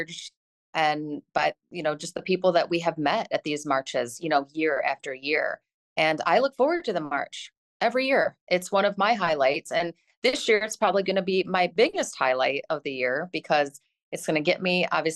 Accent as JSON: {"language": "English", "town": "Caledonia", "region": "Michigan", "country": "United States", "tie": "born or raised there", "said": "my hometown, Caledonia."}